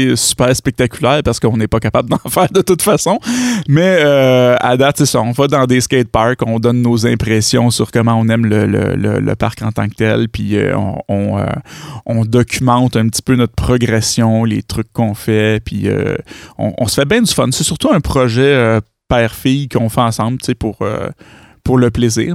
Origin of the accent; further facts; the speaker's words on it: Granby, Quebec, Canada; je suis de Granby